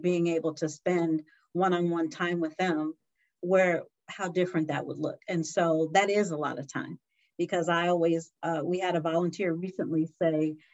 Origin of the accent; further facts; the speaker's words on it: San Diego, California, United States; I was born and raised in San Diego